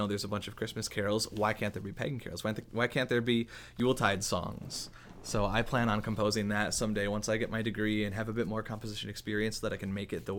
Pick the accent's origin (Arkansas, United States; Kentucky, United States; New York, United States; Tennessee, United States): New York, United States; Buffalo; born there; I moved to Buffalo like 2 years ago. I was born in Buffalo, moved away, came back, going to UB.